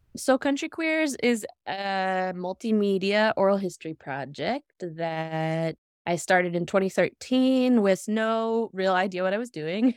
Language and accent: English; Appalachia, United States; moved away as an adult; also born or lived in Northeast US; growing up in Appalachia and, like, leaving the region for the Northeast for college